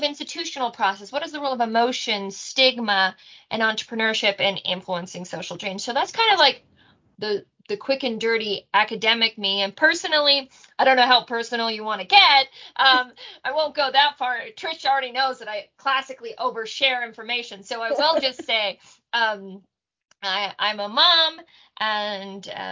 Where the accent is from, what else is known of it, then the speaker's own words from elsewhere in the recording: Canada; also born or lived in Australia / Israel / New Zealand; I'm a Canadian through and through